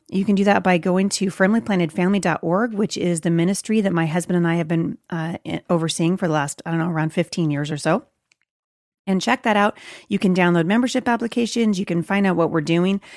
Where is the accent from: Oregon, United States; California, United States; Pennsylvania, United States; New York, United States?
Oregon, United States; Portland; Portland, Oregon, which is my hometown